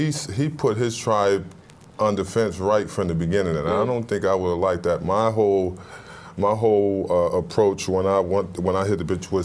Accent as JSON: {"language": "English", "town": "Buffalo", "region": "New York", "country": "United States", "said": "I'm from Buffalo."}